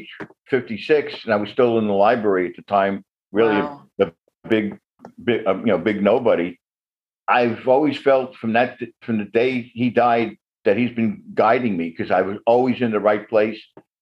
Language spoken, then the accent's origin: English; New York City, New York, United States; also born or lived in New Jersey; now in Connecticut, United States; I grew up in Brooklyn, New York